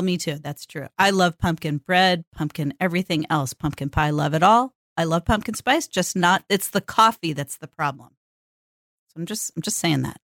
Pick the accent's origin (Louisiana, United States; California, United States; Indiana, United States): California, United States; born or raised there; now in Portland, United States